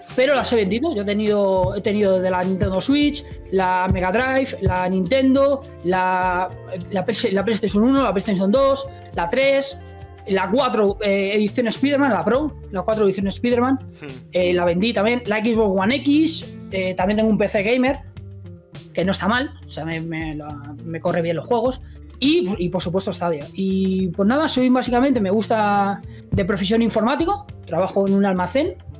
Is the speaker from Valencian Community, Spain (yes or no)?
no; Madrid, Community of Madrid, Spain; nací en Madrid